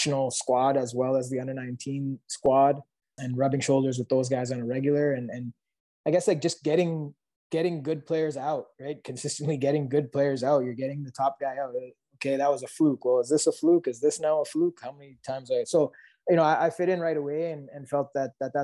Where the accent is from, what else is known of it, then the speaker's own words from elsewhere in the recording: Mississauga, Ontario, Canada; also born or lived in Calgary, Canada; my parents are from Kenya, right? And I'm born in Canada